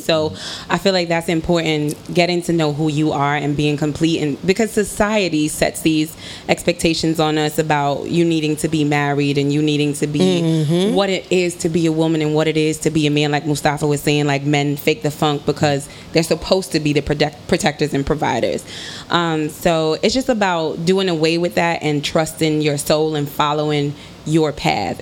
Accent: New York City, New York, United States; I'm from Harlem.

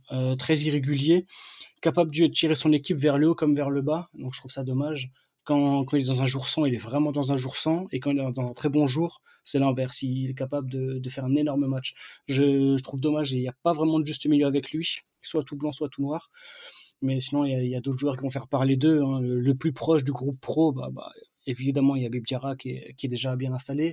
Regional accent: Strasbourg, Grand Est, France; quand on est Strasbourgeois

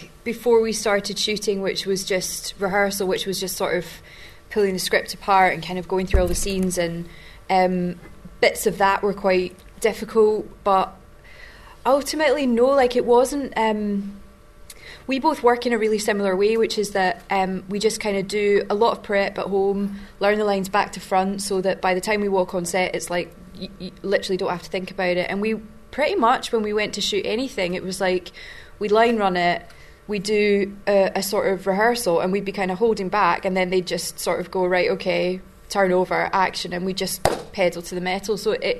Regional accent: Glasgow, Scotland, United Kingdom; accent: Glaswegian

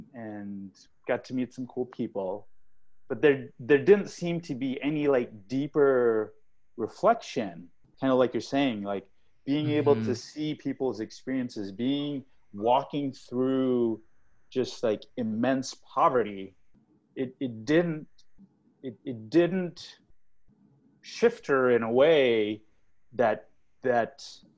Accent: Australia; also born or lived in India / England, United Kingdom / United States; because I was born in India, but I grew up outside. I grew up in Australia, England, and the U.S.

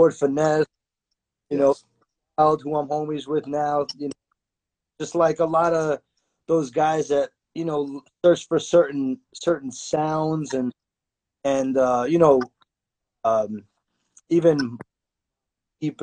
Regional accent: New York City, New York, United States; also born or lived in Queens, New York; I grew up in Manhattan in the Lower East Side, East Village area. But I've been in Queens for, like, 16 years now

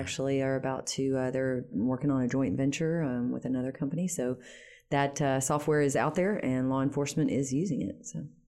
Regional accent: Shreveport, Louisiana, United States; moved away as an adult; also born or lived in Baton Rouge / Washington, D.C. / New York City / Detroit; I'm born and raised in Shreveport.

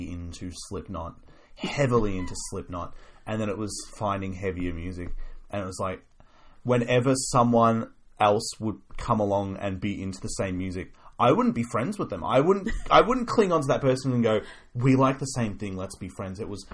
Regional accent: Australia; I'm Australian

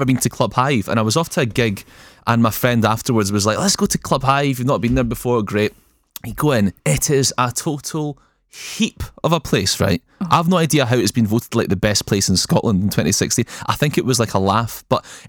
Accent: Kosovo; moved away; I'm from Kosovo originally

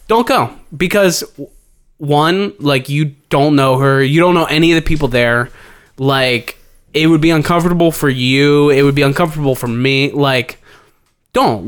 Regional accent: Cincinnati, Ohio, United States; we're from Cincinnati

